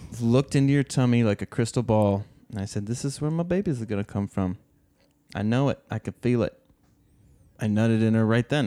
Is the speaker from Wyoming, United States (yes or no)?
no; Oregon, United States; moved away; we grew up in Oregon